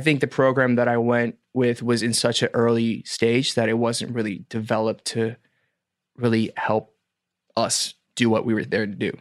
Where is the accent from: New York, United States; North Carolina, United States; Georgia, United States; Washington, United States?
Georgia, United States; Atlanta; moved away as an adult; also born or lived in Boston / Los Angeles; now in South Korea; born and raised in Atlanta